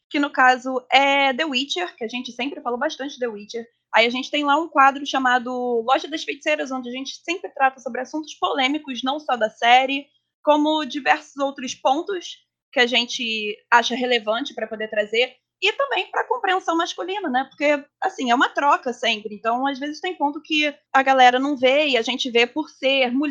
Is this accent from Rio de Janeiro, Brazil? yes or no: yes; Rio de Janeiro, Brazil; Eu sou carioca